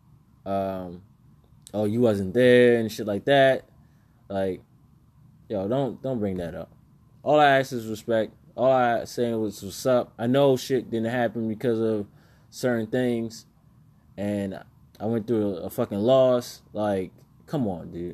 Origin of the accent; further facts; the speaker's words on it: New York, United States; I was brought up in New York.